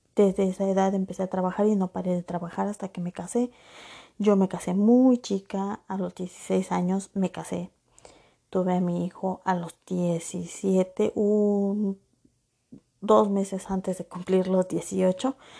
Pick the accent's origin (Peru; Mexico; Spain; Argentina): Mexico; Acapulco, Guerrero; moved away as an adult; yo nací en Acapulco Guerrero